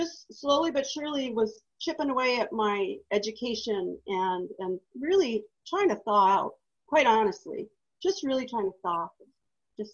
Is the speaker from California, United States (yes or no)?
yes; Truckee, California, United States; I moved away from my hometown. I was interned up at a ranch in Oregon, and then I got shipped to a facility that does all of the stuff that you see when people are paraplegic and you have to learn how to live all over again. And then after that, I went back to Truckee. So Truckee, California